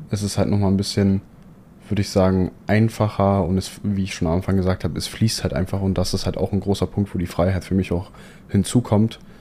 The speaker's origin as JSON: {"language": "German", "region": "Hamburg", "country": "Germany", "tie": "born or raised there", "also_born_or_lived": "Poland", "moved": "as an adult", "lives_now": "Dubai, United Arab Emirates", "said": "gebürtig komme ich aus Hamburg"}